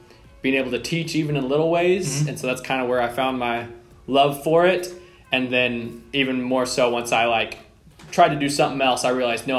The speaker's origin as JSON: {"language": "English", "town": "Lubbock", "region": "Texas", "country": "United States", "tie": "born or raised there", "said": "I grew up here in Lubbock. I lived in the same house my whole life"}